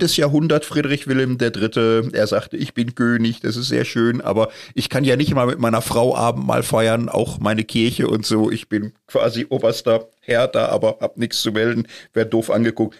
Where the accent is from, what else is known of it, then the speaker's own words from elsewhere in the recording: Marburg, Hesse, Germany; ich komme aus der Stadt, wo im Grunde sie nötig gemacht wurde